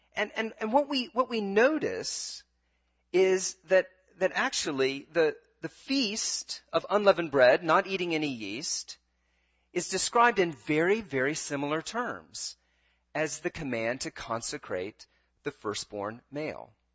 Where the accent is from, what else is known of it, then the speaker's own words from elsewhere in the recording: United States; as an American